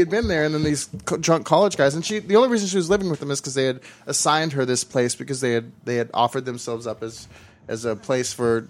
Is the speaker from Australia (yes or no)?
no; Sweden; English is a second language; It's really difficult for me to rate because I'm from Sweden where the beer is fucking shit.